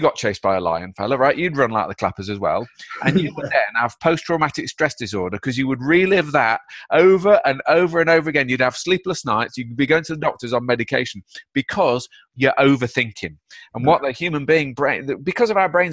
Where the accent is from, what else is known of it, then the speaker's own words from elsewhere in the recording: Derby, East Midlands, United Kingdom; I'm from Derby, mate. It's not a hotbed of happiness